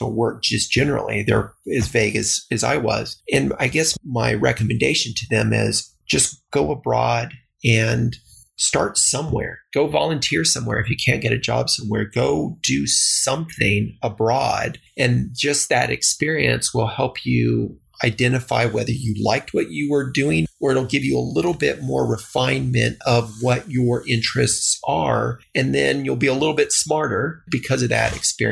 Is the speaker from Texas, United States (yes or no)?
yes; El Paso, Texas, United States; born or raised there